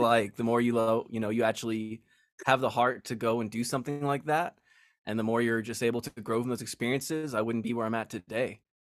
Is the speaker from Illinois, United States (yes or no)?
no; Las Vegas, Nevada, United States; I was born and raised in Las Vegas